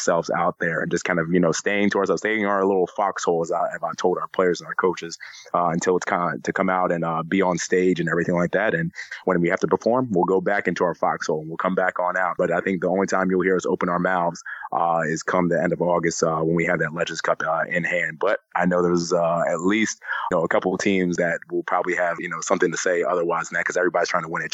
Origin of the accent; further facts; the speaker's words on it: Baltimore, Maryland, United States; I grew up in a concrete jungle. I grew up in Baltimore, Maryland